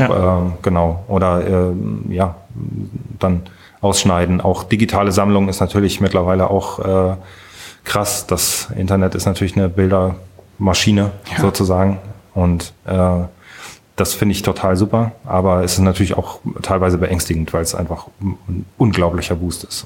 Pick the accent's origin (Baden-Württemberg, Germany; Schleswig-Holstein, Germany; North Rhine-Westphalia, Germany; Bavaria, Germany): Schleswig-Holstein, Germany; Kiel; moved away as an adult; now in Frankfurt am Main, Germany; ich bin in Kiel äh, in der Nähe von Kiel aufgewachsen, äh, bin in Kiel zur Schule gegangen, habe dort auch studiert